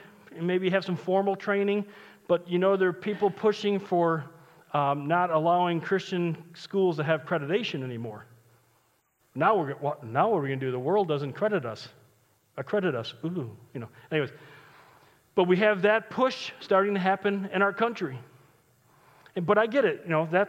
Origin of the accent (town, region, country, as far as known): United States